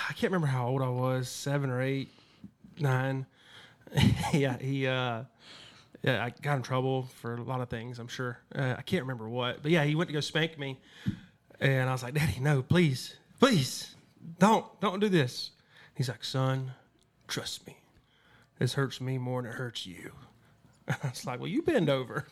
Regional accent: Damascus, Georgia, United States; moved away as an adult; now in Los Angeles, United States; I grew up in Damascus, Georgia, 200 people, small town.

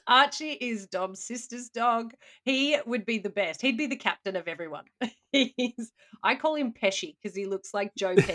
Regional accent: Australia; as an Australian

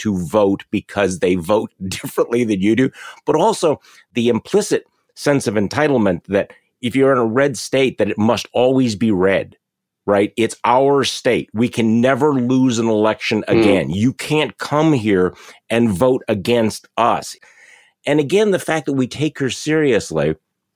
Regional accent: Wisconsin, United States; We're from Wisconsin

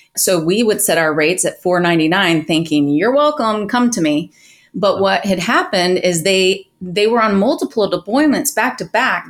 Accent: Atlanta, Georgia, United States; grew up in metro Atlanta.

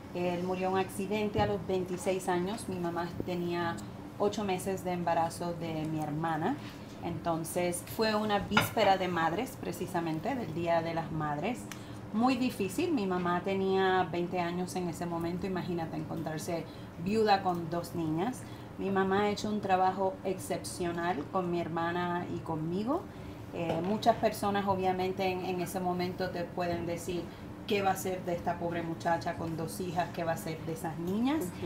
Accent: Puerto Rico; yo soy puertorriqueña latina.

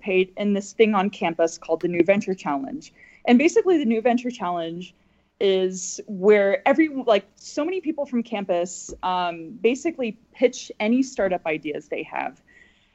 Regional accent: Nebraska, United States; I'm originally from Nebraska, and I grew up in a Czech American family

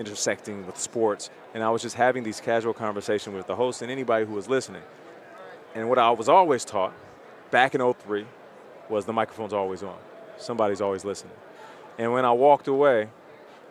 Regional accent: Canada; I'm Canadian.

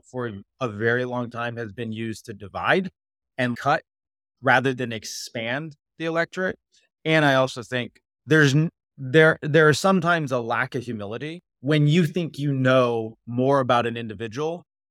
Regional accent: Arizona, United States; I grew up in Arizona

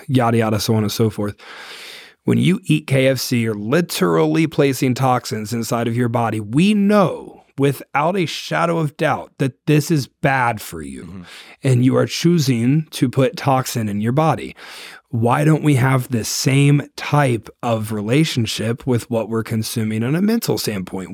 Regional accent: Ohio, United States; I'm from Ohio

